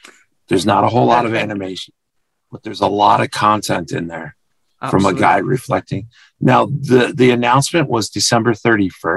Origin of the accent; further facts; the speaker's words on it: United States; I'm American